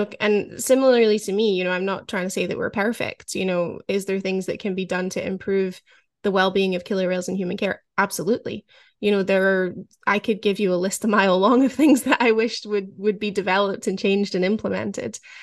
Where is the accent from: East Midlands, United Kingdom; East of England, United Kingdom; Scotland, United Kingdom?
Scotland, United Kingdom; growing up in Scotland